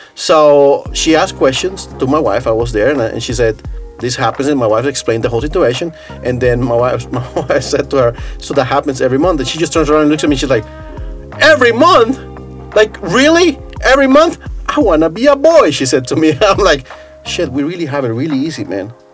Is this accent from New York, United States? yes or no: yes; New York City, New York, United States; moved away as an adult; also born or lived in Costa Rica; now in Saku, Estonia; I grew up in New York City